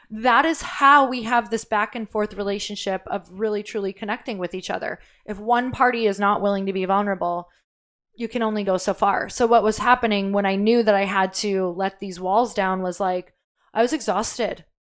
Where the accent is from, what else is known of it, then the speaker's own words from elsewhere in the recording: Midwest, United States; I'm from the Midwest.